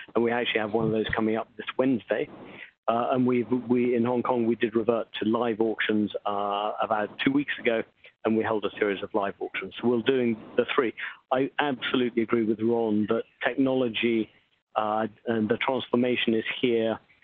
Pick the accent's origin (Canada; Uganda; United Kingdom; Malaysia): United Kingdom; England; moved away as an adult; now in New York, United States; I'm English based, uh, born, but I've lived in New York for the last 25 years.